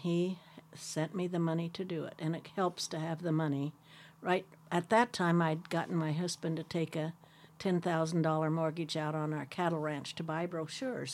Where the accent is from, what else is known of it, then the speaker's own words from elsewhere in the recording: Sherman County, Oregon, United States; when I moved away from Sherman County and moved to the city for the first time in my life